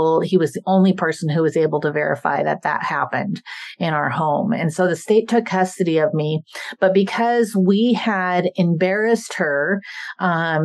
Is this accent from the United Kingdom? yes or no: no; Idaho, United States; also born or lived in South Korea; I was raised in Idaho